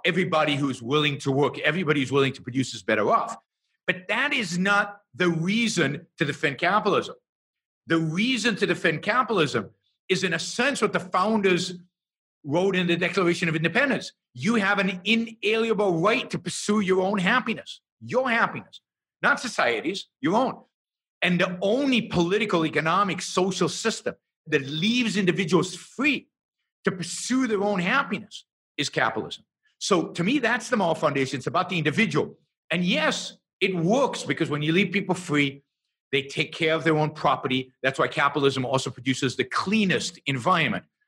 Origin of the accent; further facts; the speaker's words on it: Israel; I was born and raised in Israel